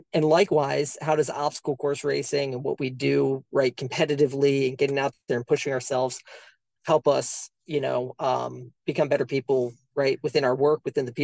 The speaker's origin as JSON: {"language": "English", "town": "Cleveland", "region": "Ohio", "country": "United States", "tie": "born or raised there", "said": "Being a Midwesterner, right, being from Cleveland"}